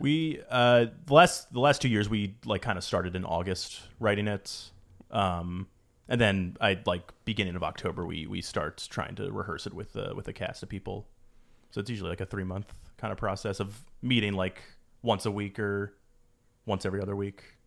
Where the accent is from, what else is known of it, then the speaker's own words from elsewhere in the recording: East Coast, United States; moved away as an adult; now in Los Angeles, United States; I'm from the East Coast originally